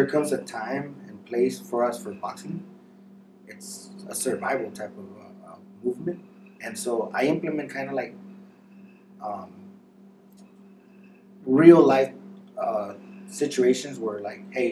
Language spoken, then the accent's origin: English; Santa Ana, California, United States; I grew up in Santa Ana in the 90s